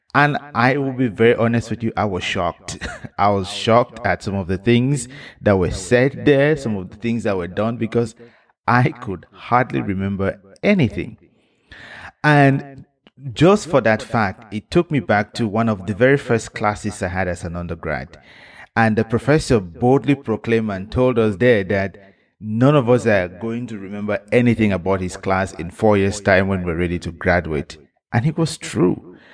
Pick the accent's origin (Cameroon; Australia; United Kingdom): Cameroon; I am from Cameroon